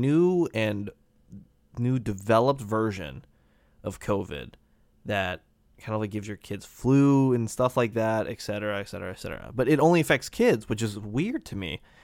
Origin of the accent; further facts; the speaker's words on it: United States; me being an American